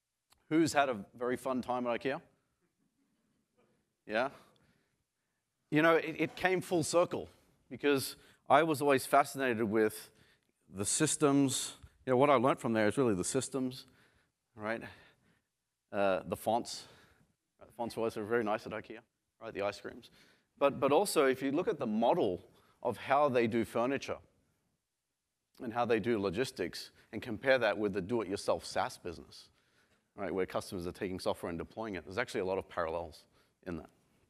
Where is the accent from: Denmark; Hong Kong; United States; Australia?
Australia; Sydney, New South Wales; So I grew up in Sydney and I tried to find a picture from the 80s of what Australia looked like